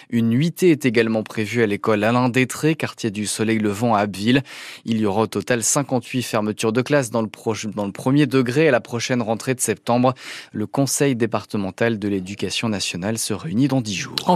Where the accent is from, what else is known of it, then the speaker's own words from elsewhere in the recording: Belgium; je viens de Belgique